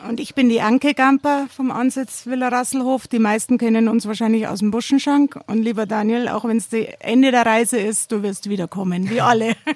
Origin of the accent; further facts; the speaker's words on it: Erding, Bavaria, Germany; now in Tramin, Italy; eigentlich komme ich ja aus Erding vom Bier, bin jetzt übergelaufen zum Wein